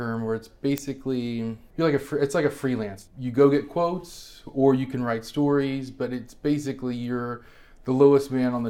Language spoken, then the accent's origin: English; Beaumont, Texas, United States; moved away as an adult; I am from Beaumont, Texas, which is in southeast Texas on the Gulf Coast by Louisiana.